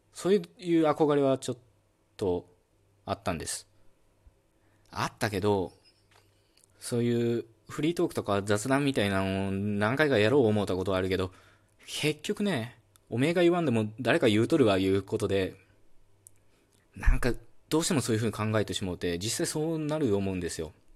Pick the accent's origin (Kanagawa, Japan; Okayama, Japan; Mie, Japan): Okayama, Japan; accent: Okayama dialect; first language Okayama dialect (Japanese); 僕自身も岡山弁方言話者じゃけ、まあネイティブスピーカーいうことで、岡山弁はペラペラです